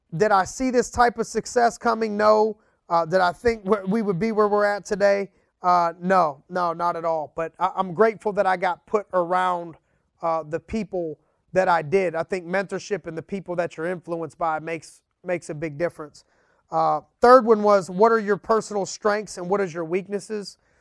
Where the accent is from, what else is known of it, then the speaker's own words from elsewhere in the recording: Youngstown, Ohio, United States; growing up in Youngstown, Ohio.